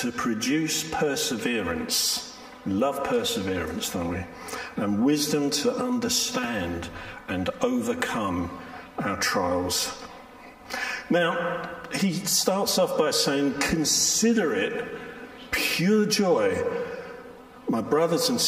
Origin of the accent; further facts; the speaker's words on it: London, United Kingdom; I'm from South London, born and bred